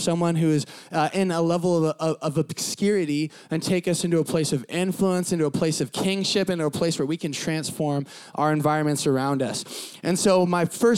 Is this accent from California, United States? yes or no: yes; San Diego, California, United States; I grew up in Southern California, sunny Southern California, San Diego